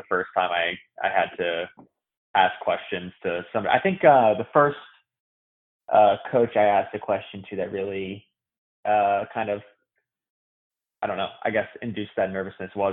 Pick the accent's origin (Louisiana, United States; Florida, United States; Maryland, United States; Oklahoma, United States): Maryland, United States; I'm from Maryland